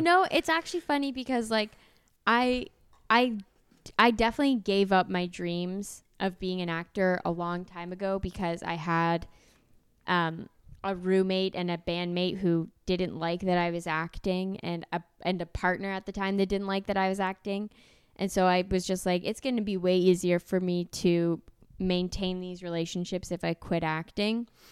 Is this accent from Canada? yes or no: yes; Canada